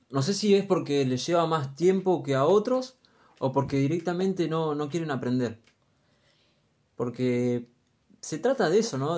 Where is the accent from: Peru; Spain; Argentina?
Argentina; Luján, Buenos Aires Province; Soy de Luján, 26 añitos nada más.